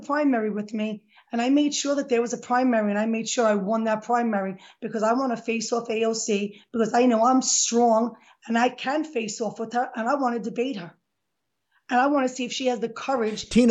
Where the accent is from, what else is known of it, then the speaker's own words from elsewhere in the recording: New York City, New York, United States; I was born and raised in Throgs Neck in the Bronx.